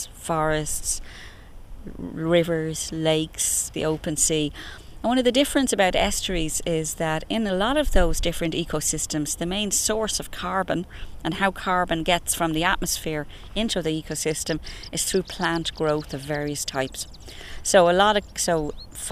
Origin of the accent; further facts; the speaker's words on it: Dublin, Leinster, Ireland; I grew up in Clontarf, just off the Clontarf Road, so I was constantly as a child looking at this area